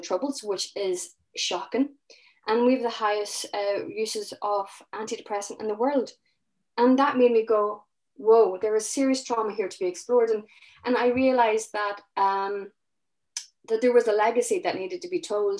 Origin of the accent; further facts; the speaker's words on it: Northern Ireland, United Kingdom; I'm from Northern Ireland, so I started researching about traumas locally. And, you know, you know, I, I grew up, I was eleven when the Good Friday Agreement happened